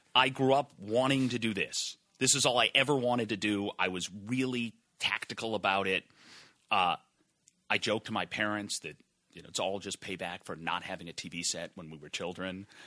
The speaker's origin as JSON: {"language": "English", "region": "Massachusetts", "country": "United States", "tie": "born or raised there", "moved": "as an adult", "said": "I grew up in Massachusetts"}